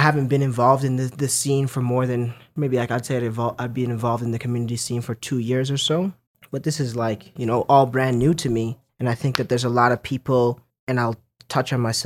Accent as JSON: {"language": "English", "town": "Lethbridge", "region": "Alberta", "country": "Canada", "tie": "born or raised there", "lives_now": "Calgary, Canada", "said": "I was born in Lethbridge, Alberta."}